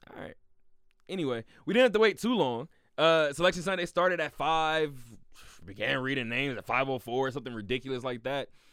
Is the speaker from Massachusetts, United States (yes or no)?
no; California, United States; now in Las Vegas, United States; I'm from California